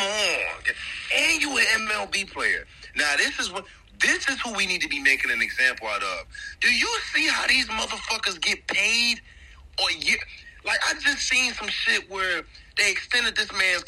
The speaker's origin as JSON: {"language": "English", "town": "Atlantic City", "region": "New Jersey", "country": "United States", "tie": "born or raised there", "moved": "as an adult", "said": "back at my hometown of Atlantic City, New Jersey"}